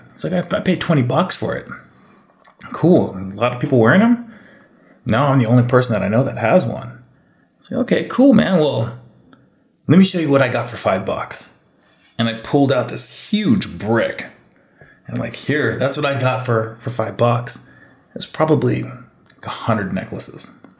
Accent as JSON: {"language": "English", "region": "Hawaii", "country": "United States", "said": "It looks Hawaiian. I'm Hawaiian. I can probably market these."}